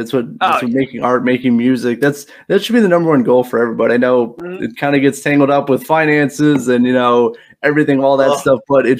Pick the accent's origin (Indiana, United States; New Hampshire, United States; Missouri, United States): Indiana, United States; South Bend; South Bend, Indiana.